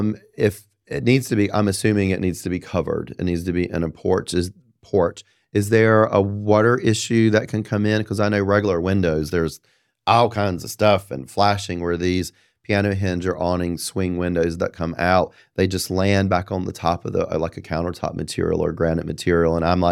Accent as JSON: {"language": "English", "town": "Apex", "region": "North Carolina", "country": "United States", "said": "You know, I'm from Apex. That's what we do."}